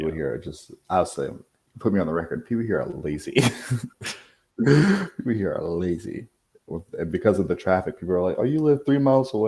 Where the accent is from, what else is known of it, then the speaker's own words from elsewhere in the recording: Virginia Beach, Virginia, United States; moved away as an adult; now in Los Angeles, United States; I'm born and raised in Virginia Beach, Virginia.